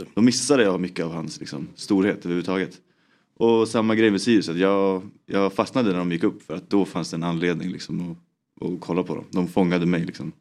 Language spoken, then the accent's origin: Swedish; Uppsala, Uppsala County, Sweden; jag är från Uppsala. Jag är en hemmakär kille